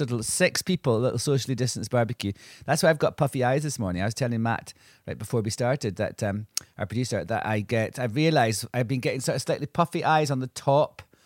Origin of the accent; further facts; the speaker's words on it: Angus, Scotland, United Kingdom; Angus, which is the county that I grew up in in Scotland